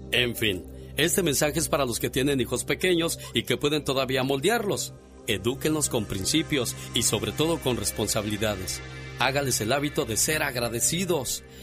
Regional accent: Mexico City, Mexico; soy, soy chilango, niña

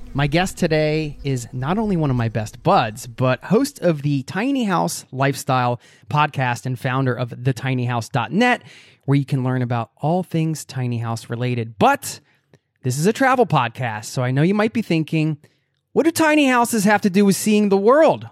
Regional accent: United States; moved away as an adult; now in Oslo, Norway; my home country, the U S

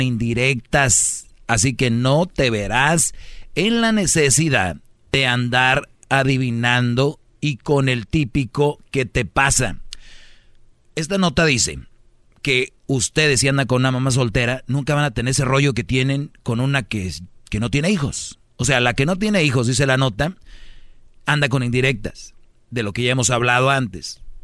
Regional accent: Monterrey, Nuevo León, Mexico; Soy de Monterrey

